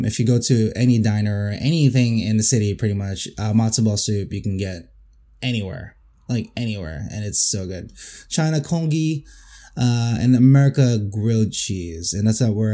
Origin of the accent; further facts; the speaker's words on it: Quezon City, Metro Manila, Philippines; now in New Jersey, United States; where I grew up in the Quezon City